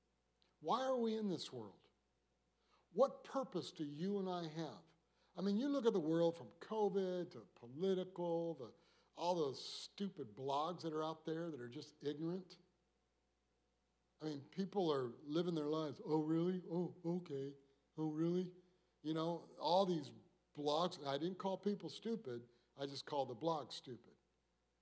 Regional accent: Michigan, United States; moved away; I'm from Michigan

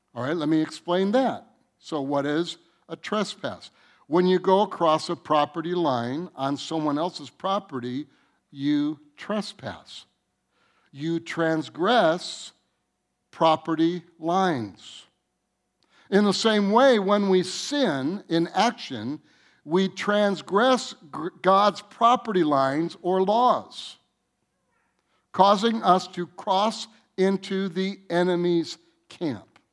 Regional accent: Michigan, United States; I'm from Michigan

